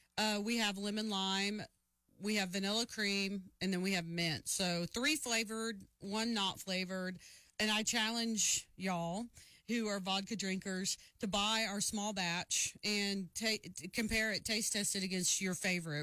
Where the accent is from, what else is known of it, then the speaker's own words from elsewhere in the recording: New Braunfels, Texas, United States; We grew up in New Braunfels, so Tech was the farthest we could get from home and still be in Texas